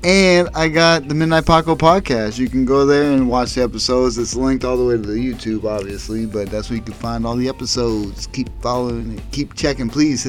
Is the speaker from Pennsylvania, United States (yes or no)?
yes; Erie, Pennsylvania, United States; I am from Erie.